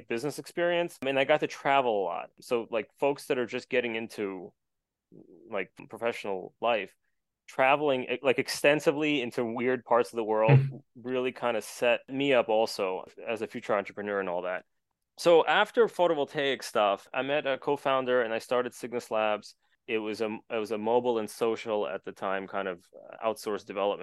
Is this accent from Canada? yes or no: no; New York area, United States; I'm from New York area